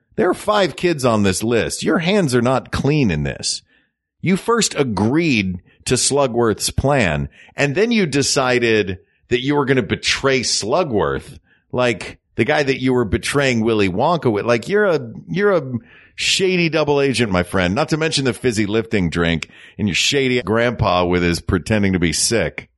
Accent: United States

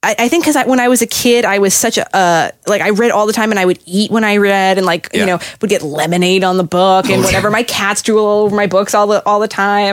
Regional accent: Boston, Massachusetts, United States; I'm from the Boston area

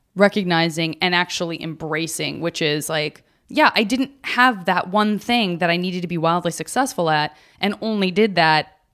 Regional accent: Chicago, Illinois, United States; born and raised in Chicago, went to an arts elementary school

